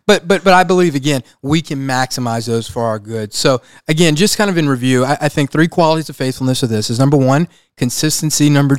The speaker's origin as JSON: {"language": "English", "region": "Louisiana", "country": "United States", "said": "We're from Louisiana."}